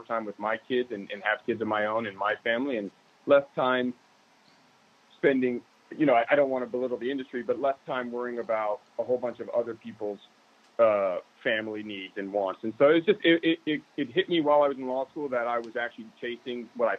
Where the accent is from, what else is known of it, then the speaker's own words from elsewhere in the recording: San Diego, California, United States; San Diego in Scripps Ranch.